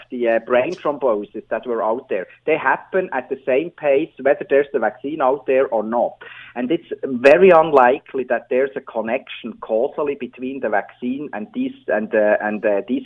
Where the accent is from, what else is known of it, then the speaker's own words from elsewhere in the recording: Switzerland; English is a second language; moved away; as you can hear from my accent, I'm originally from Switzerland.